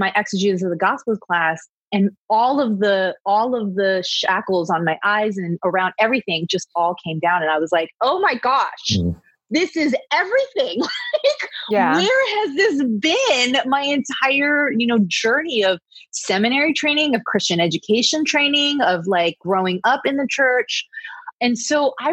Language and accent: English; East Coast, United States; moved away as an adult; now in Los Angeles, United States; Growing up in the East Coast, I didn't come until after the riots were done, when I came back here to LA for college